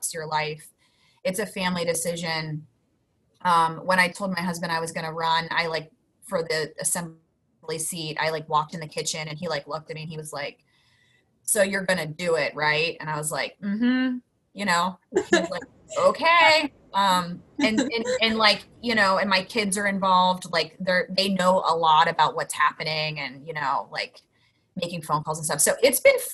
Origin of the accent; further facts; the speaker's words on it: Pittsburgh, Pennsylvania, United States; moved away; I grew up in Pittsburgh